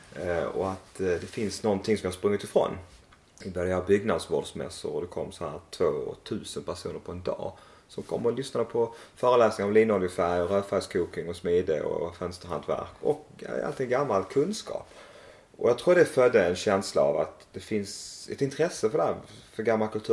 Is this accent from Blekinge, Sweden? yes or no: no; Malmö, Skåne, Sweden; moved away as an adult; also born or lived in Växjö; now in Emmaboda, Sweden; Jag är uppvuxen i Malmö